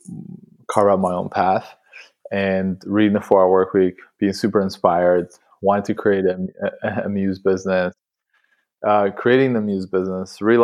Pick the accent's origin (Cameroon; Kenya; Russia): Russia; also born or lived in Canada; now in London, United Kingdom; growing up in Russia, in a small town, close to Siberia, so wow. Kazakhstan, like literally in the middle of nowhere.